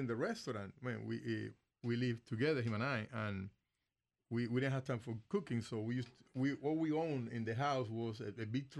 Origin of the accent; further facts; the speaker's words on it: Cuba; moved away as an adult; now in United States; Originally, I came from Cuba in 1995.